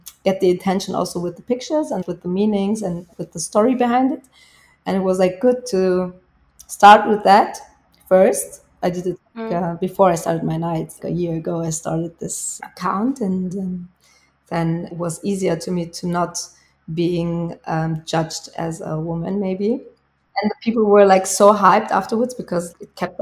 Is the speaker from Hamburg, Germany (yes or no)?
no; Bavaria, Germany; English is a second language; when I'm here in my hometown